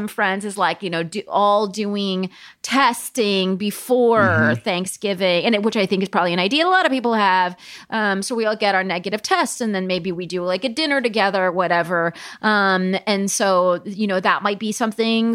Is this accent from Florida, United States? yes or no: no; Southern California, United States; moved away as an adult; also born or lived in Paris / London; now in New York, United States; I grew up in Southern California, but I've lived basically in New York with a little hiatus in Paris